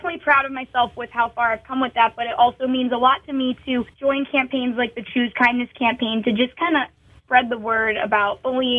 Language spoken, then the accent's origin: English; Massachusetts, United States; also born or lived in Nashville; so I'm not a city girl in any way, shape, or form. In fact, I get anxiety anytime I'm in a city. I grew up in Massachusetts, and I split my time between home in Massachusetts and Nashville.